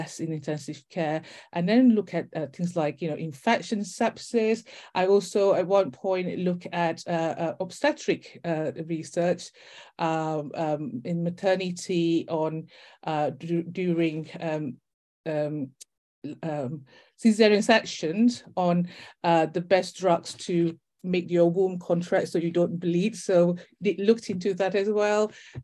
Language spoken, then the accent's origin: English; Malaysia; also born or lived in Leicester / Brighton / Buckinghamshire; now in United Kingdom; I'm actually from Malaysia